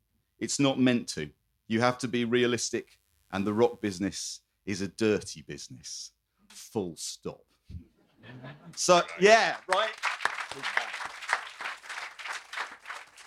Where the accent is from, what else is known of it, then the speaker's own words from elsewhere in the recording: Croydon, London, United Kingdom; I come from Croydon. I'm militantly pro Croydon